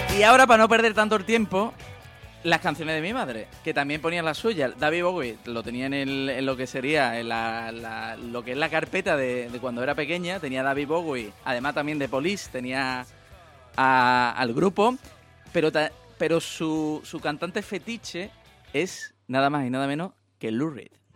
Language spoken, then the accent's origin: Spanish; Seville, Andalusia, Spain; also born or lived in La Puebla de los Infantes; cuando iba a mi pueblo, desde Sevilla, iba a mi pueblo, 100 kilómetros